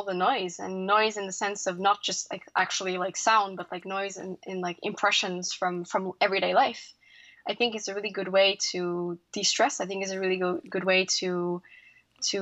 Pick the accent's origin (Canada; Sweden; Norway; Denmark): Norway; as we were raised in Norway, we're always taught the value of the connection with nature